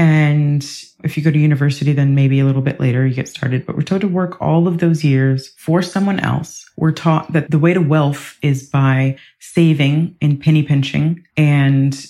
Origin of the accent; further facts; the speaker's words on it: Ohio, United States; also born or lived in Ireland; now in England; I grew up in Ohio in the US